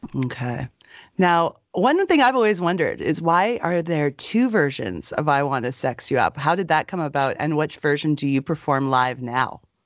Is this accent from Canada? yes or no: yes; Edmonton, Alberta, Canada; right here in my hometown of Edmonton, Alberta.